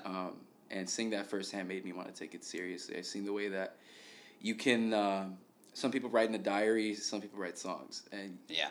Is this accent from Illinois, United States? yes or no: yes; Chicago, Illinois, United States; born and raised. This is my this is my home